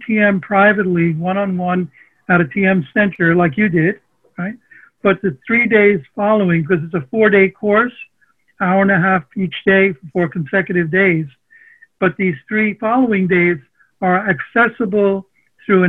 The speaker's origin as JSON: {"language": "English", "town": "New York City", "region": "New York", "country": "United States", "tie": "born or raised there", "also_born_or_lived": "Long Island", "first_language": "Armenian", "second_language": "English", "said": "I'm a New Yorker. I grew up in Sunnyside, Queens."}